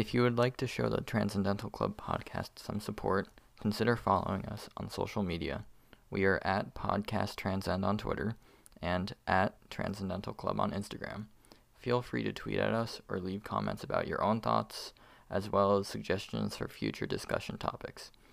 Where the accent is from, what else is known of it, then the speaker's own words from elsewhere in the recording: United States; as an American bias